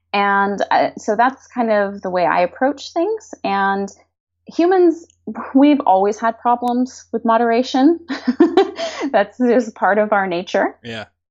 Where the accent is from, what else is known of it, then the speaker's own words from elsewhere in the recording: United States; also born or lived in Madrid / Barcelona / San Francisco Bay Area; as Americans